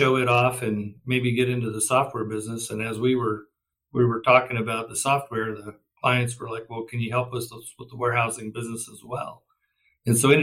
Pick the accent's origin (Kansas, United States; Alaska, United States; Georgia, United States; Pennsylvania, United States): Kansas, United States; western; I'm a Kansas farm kid and grew up in the state, out on the western part of the state